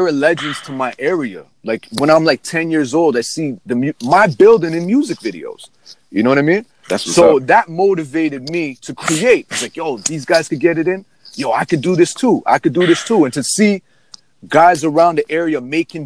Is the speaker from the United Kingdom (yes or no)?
no; Toronto, Ontario, Canada; I grew up in Rexdale, Toronto